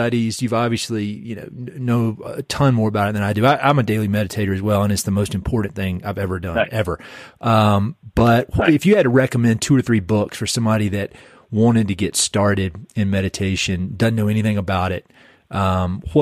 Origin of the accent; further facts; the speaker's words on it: North Carolina, United States; moved away; also born or lived in Boulder, Colorado; I'm from North Carolina